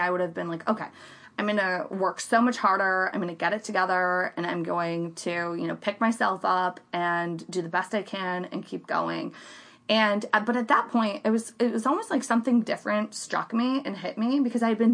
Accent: Central Florida, United States; also born or lived in Miami; I grew up in the Central Florida area and, basically grew up, went to Lake Brantley High School

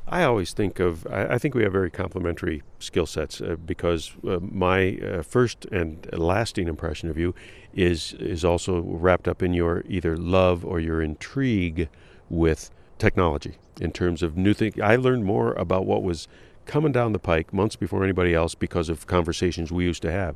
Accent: Detroit, Michigan, United States; also born or lived in Columbus, Ohio; I was born in, in the Midwest, in Columbus, Ohio, raised in Detroit on the West Side

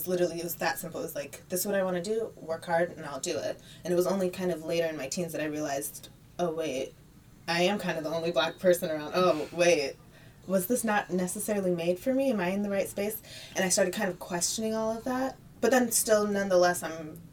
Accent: Detroit, Michigan, United States; my hometown, Detroit

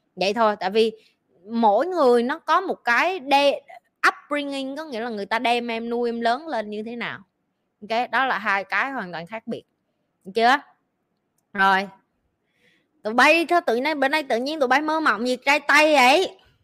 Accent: Vietnam; moved away as an adult; now in Singapore; mình kiểu như người Việt Nam á

